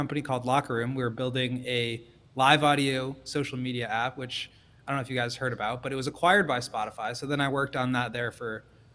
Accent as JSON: {"language": "English", "town": "Chicago", "region": "Illinois", "country": "United States", "said": "as a Chicagoan"}